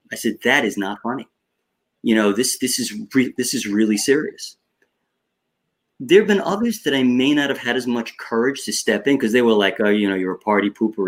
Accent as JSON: {"language": "English", "area": "Long Island", "region": "New York", "country": "United States", "tie": "born or raised there", "accent": "Long Island", "said": "I grew up on Long Island uh, in New York"}